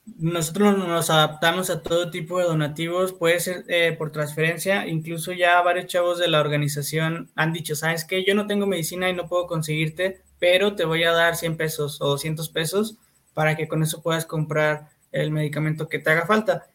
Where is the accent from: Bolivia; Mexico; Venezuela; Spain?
Mexico; Fresnillo, Zacatecas; yo soy de Fresnillo